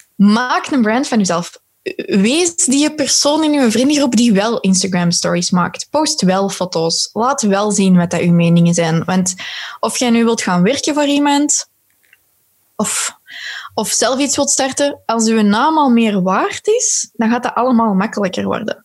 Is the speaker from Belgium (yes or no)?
yes; Belgium; als Belgen